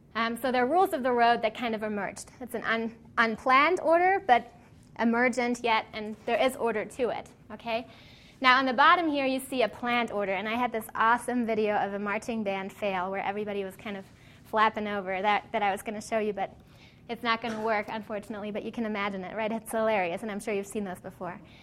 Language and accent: English; Cologne, North Rhine-Westphalia, Germany; moved away; It's a shopping street in my hometown in Cologne in Germany.